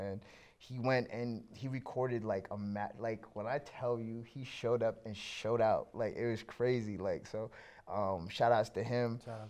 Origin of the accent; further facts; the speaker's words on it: Canada; obviously being a Canadian kid and just, you know, having, like, loving hip hop or whatever